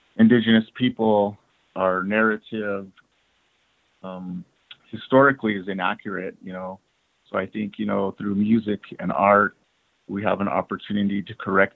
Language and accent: English; Cochiti Pueblo, New Mexico, United States; now in Albuquerque, United States; I'm from the Pueblo lands of New Mexico, Cochiti Pueblo to be exact